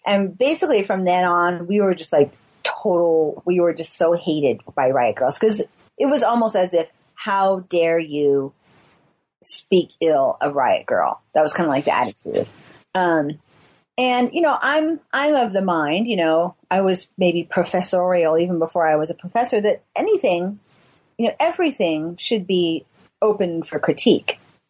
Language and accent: English; California, United States; But, you know, we're from the Bay Area.